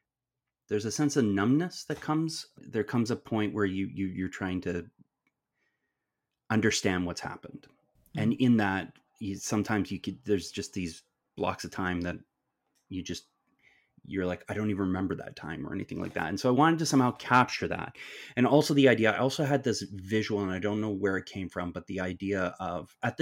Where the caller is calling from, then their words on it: Stratford, Ontario, Canada; I'm coming to you from the traditional territories of the Anishinaabe, the Haudenosaunee, the Wendat, and the Attawandaronk, which is otherwise known as the Stratford and Perth County area.